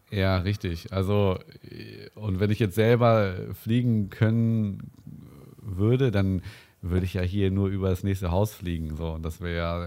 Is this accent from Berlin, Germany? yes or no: no; Winsen, Lower Saxony, Germany; meine Heimatort Stöckte